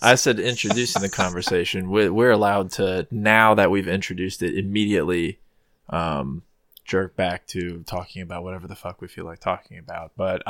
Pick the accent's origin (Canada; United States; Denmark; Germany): United States; the South; moved away as an adult; now in New England, United States; I'm from the south in the United States